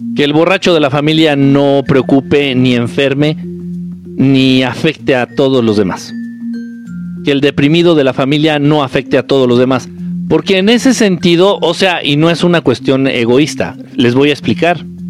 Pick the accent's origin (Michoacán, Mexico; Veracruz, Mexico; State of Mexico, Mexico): State of Mexico, Mexico; Nezahualcóyotl; no es como que mi pueblo natal, pero sí viví mucho tiempo ahí. De chamaco viví mucho tiempo allá.